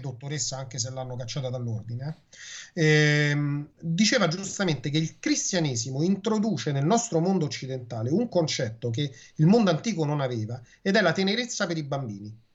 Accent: Rome, Lazio, Italy; Quando ero bambino io, mi ricordo che la maestra siccome Roma è una città, tra virgolette, potremmo dire multiculturale dal punto di vista del dialetto, ci fece fare le poesie in dialetto

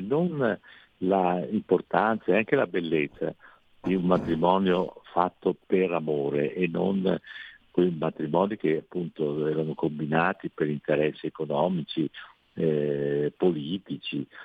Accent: Veneto, Italy; non sono friulano ma sono eh, veneto

